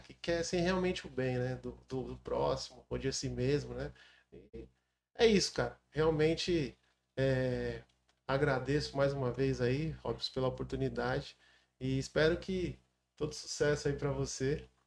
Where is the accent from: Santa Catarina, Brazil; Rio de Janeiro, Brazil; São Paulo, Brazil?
São Paulo, Brazil; Mongaguá; sou filho da cidade. Nasci em 1981 em Mongaguá.